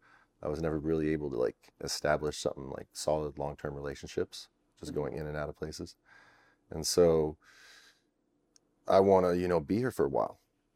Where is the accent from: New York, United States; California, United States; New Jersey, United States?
California, United States; you know, having grown up in that SoCal lifestyle with all those people, that competitive, who are you, where are you from type of attitude.